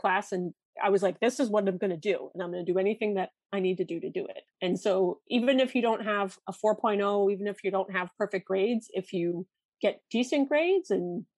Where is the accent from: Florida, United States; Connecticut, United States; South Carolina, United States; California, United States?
Connecticut, United States; also born or lived in Wisconsin; I grew up in Connecticut